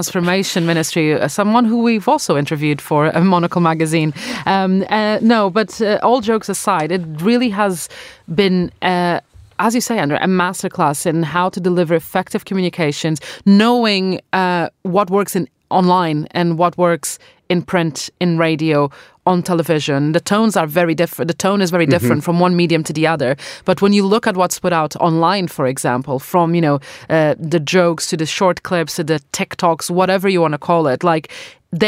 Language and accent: English; Portugal; now in United Kingdom; I'm from Portugal